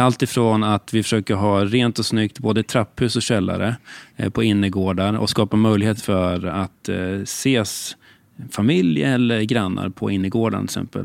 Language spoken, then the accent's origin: Swedish; Katrineholm, Södermanland, Sweden; also born or lived in Stockholm; Jag är 48 år och född och uppvuxen i Katrineholm